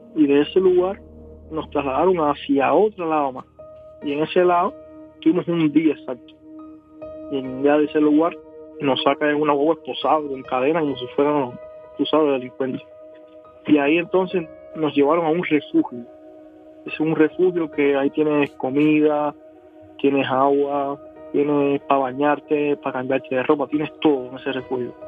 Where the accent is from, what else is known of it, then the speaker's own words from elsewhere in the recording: Cuba; moved away as an adult; now in United States; somos cubanos